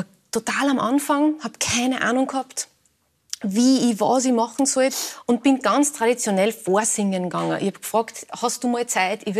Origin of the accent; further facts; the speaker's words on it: Upper Austria, Austria; ich bin aus Oberösterreich